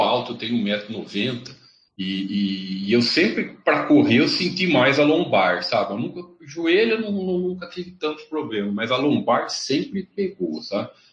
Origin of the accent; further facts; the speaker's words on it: interior of São Paulo, Brazil; Eu sou aqui do, do, do interior de São Paulo